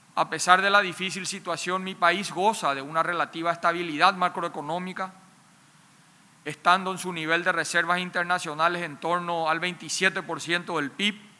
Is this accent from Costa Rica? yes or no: no; Paraguay; En mi país